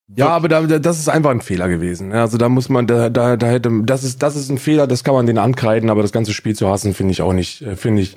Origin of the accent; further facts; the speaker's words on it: Northern Hesse, Germany; now in Berlin, Germany; ich bin ja ein Wessi, ich bin ja in, in Nordhessen aufgewachsen, mein Leben lang